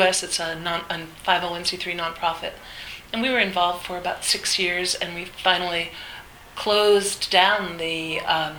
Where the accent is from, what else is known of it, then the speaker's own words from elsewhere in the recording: New Jersey, United States; also born or lived in The Bronx, New York; I was born in the Bronx and grew up in New Jersey